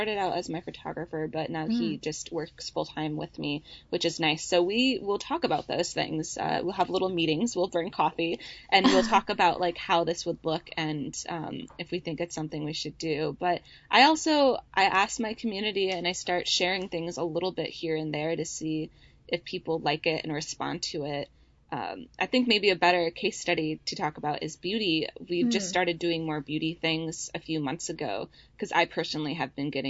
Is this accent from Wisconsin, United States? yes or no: yes; Wisconsin, United States; moved away as an adult; also born or lived in Minnesota; now in San Francisco, United States; My husband and I both grew up in Wisconsin, and I went to school in Minnesota